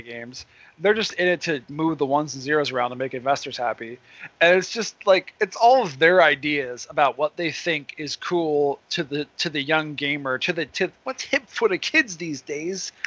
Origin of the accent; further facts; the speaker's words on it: Philadelphia, Pennsylvania, United States; my hometown